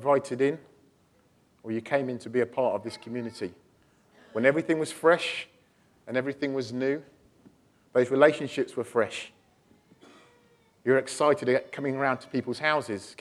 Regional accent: near Stratford-upon-Avon, West Midlands, United Kingdom; moved away as an adult; also born or lived in Walthamstow; now in London, United Kingdom; we're from Midlands, near Stratford-upon-Avon and stuff, so we used to sort of living out in the countryside

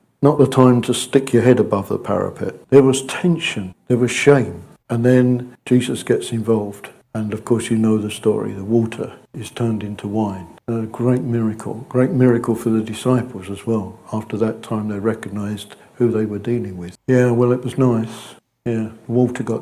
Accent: United Kingdom; We're British.

